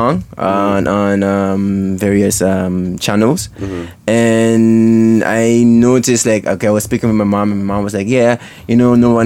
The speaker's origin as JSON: {"language": "English", "country": "Sint Maarten", "tie": "born or raised there", "moved": "as an adult", "lives_now": "Netherlands", "said": "born and raised in St. Martin"}